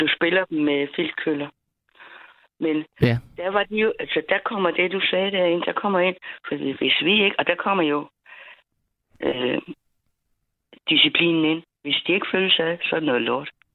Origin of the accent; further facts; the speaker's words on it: Funen, Southern Denmark, Denmark; vi kommer fra Fyn